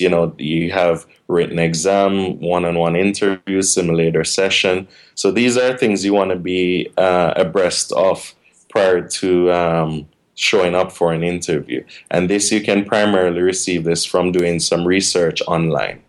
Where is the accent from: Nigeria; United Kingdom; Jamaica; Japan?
Jamaica; moved away as an adult; also born or lived in Washington State; now in United States; when I was in Jamaica, which is my hometown. I'm originally from Jamaica